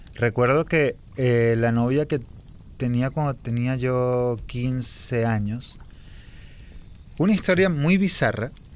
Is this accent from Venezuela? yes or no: yes; Venezuela; born or raised there